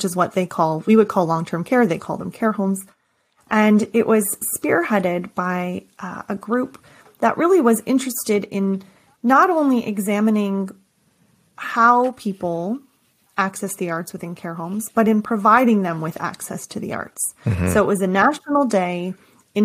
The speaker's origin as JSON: {"language": "English", "country": "Canada", "said": "I'm from Canada"}